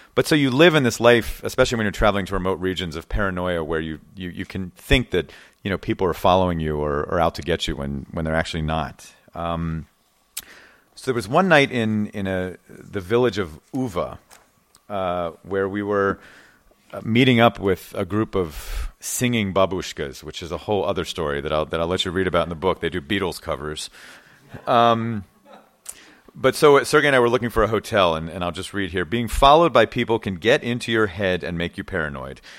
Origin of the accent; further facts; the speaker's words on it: United States; I'm a journalist from America